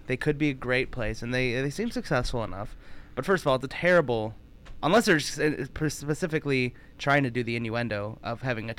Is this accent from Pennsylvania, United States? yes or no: no; Detroit, Michigan, United States; I'm from Detroit.